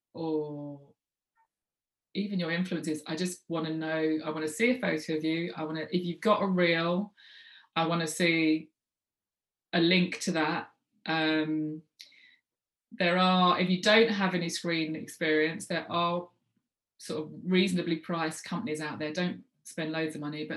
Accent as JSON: {"language": "English", "region": "London", "country": "United Kingdom", "moved": "as an adult", "lives_now": "Manchester, United Kingdom", "said": "I'm based in Manchester. People didn't know that, even though I'm a Londoner."}